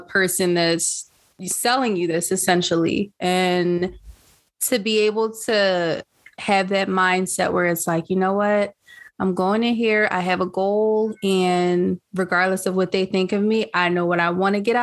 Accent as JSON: {"language": "English", "town": "Philadelphia", "region": "Pennsylvania", "country": "United States", "tie": "born or raised there", "also_born_or_lived": "Lansdowne, Pennsylvania", "said": "I spent some of that time in my childhood growing up in West Philadelphia. And then my parents moved us to Lansdowne."}